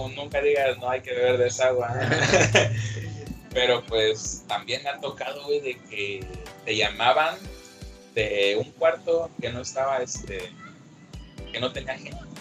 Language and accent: Spanish; Acapulco, Guerrero, Mexico; also born or lived in Mexico City; soy de Acapulco